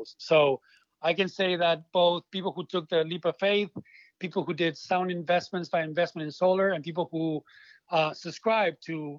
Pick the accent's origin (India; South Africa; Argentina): Argentina; moved away as an adult; now in Hawaii, United States; I am originally from Argentina. I moved to Hawaii when I was 20 years old.